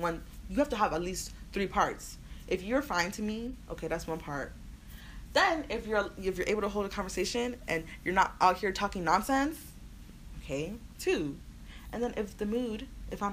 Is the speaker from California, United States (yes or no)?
no; Houston, Texas, United States; I'm from Houston